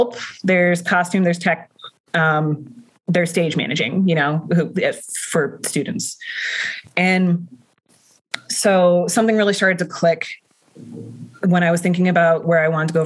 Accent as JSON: {"language": "English", "town": "Baltimore", "region": "Maryland", "country": "United States", "tie": "born or raised there", "said": "born and raised in Harlem Park, I own a home in Harlem Park"}